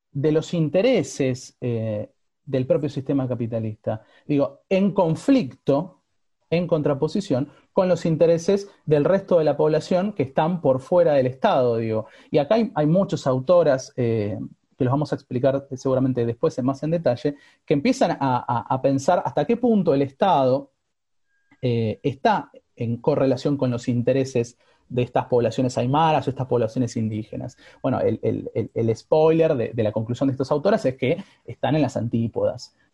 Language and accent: Spanish; Bolivia; Digo, no solamente soy boliviano, también soy aymara, por ejemplo.